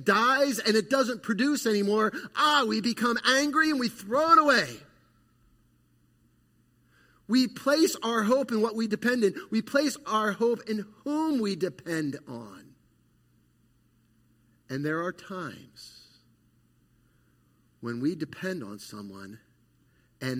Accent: Califon, New Jersey, United States; I grew up in Northwest New Jersey in a little community called Califon, population 700, maybe 800

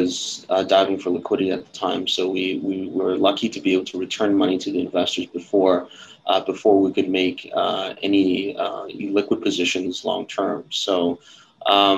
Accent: Toronto, Ontario, Canada; moved away as an adult; now in Hong Kong; Born and raised in Canada. Born in Toronto.

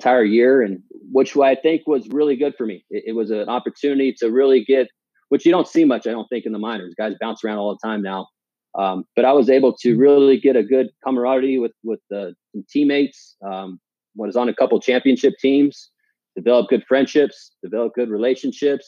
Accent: Palm Springs, California, United States; moved away as an adult; now in Washington, United States; I grew up in the Palm Springs area, went to high school there

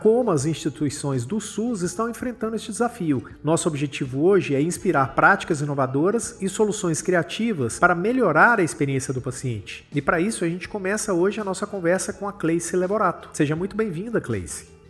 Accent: Brazil; Enquanto brasileiros

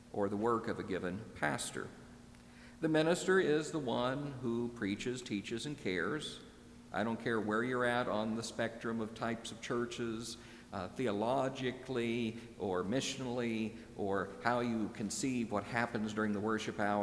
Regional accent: Midwest, United States; moved away; also born or lived in Northeast US; growing up in the Midwest

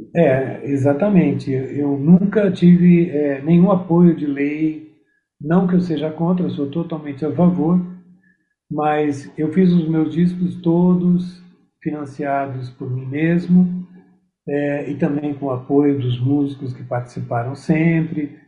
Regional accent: Curitiba, Paraná, Brazil; moved away as an adult; also born or lived in Santa Catarina; now in São Paulo, Brazil; Porque eu nasci em Santa Catarina, fui criado em Curitiba.

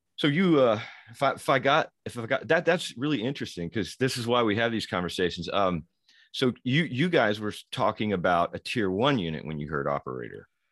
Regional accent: Louisville, Kentucky, United States; born and raised in Louisville, Kentucky

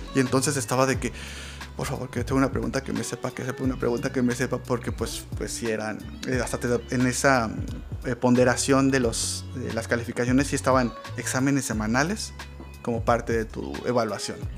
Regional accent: Mexico; soy un ciudadano mexicano

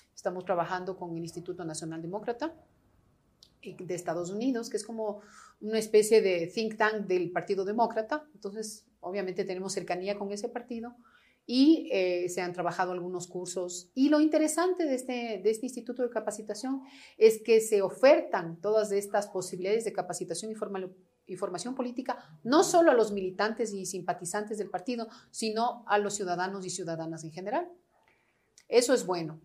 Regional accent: La Floresta, Pichincha, Ecuador; la casa de la floresta que te digo, donde yo nací

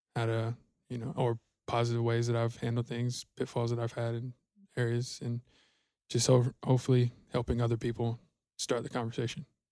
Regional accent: Georgia, United States; moved away as an adult; now in Denton, United States; I'm from Georgia originally, uh, born and raised, uh, moved out to Texas, um, in twenty eighteen

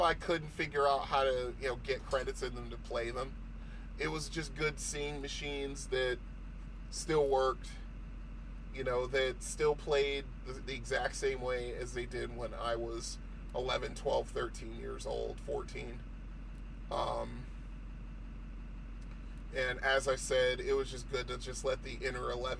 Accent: Bridgeport, Connecticut, United States; moved away; my hometown of Bridgeport, Connecticut

